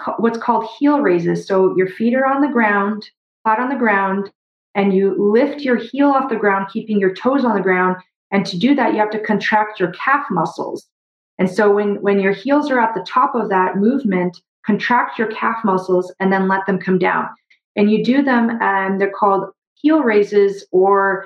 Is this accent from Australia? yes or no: no; Brazil; now in Canada; I grew up in Brazil